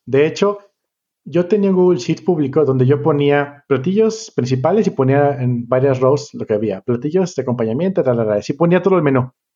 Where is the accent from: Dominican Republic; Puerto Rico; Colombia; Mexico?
Mexico; Colima; vengo de Colima